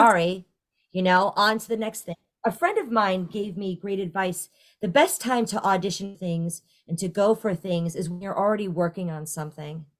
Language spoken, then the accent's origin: English; New York, United States; moved away as an adult; now in Florida, United States; I am originally from New York and, uh, I took it, I took for granted that I'm, I, I grew up in a town twenty minutes northwest of the city